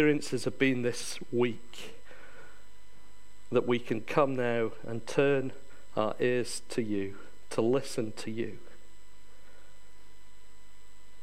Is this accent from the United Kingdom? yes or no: yes; Yorkshire and the Humber, United Kingdom; moved away; I come from Yorkshire. I'm very proud of it